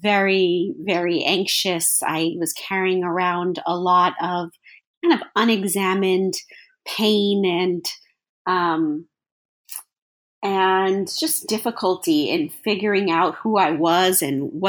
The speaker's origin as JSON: {"language": "English", "town": "Los Angeles", "region": "California", "country": "United States", "tie": "born or raised there", "said": "I was born in Los Angeles"}